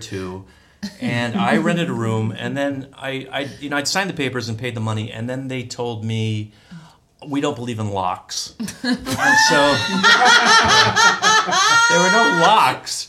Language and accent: English; Midwest, United States; moved away as an adult; also born or lived in Chicago; now in Los Angeles, United States; I'm from the Midwest